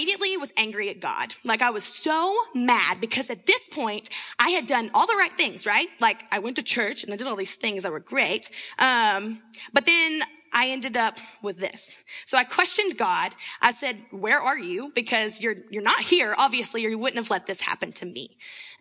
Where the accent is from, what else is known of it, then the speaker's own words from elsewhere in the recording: Winchester, Tennessee, United States; moved away as an adult; now in Seattle, United States; I'm actually from Winchester, Tennessee